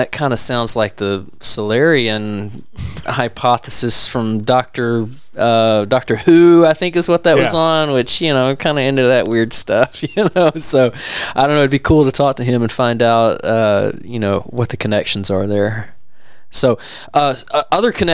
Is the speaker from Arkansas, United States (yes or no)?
yes; Arkansas, United States; I'm just from Arkansas